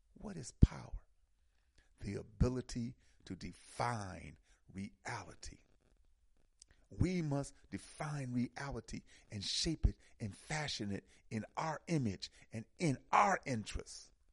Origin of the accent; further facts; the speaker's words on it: Milwaukee, Wisconsin, United States; moved away; I'm from Milwaukee